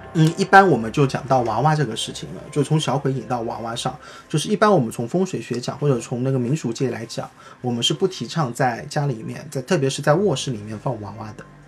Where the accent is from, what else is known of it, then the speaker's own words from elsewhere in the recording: China; 我们中国人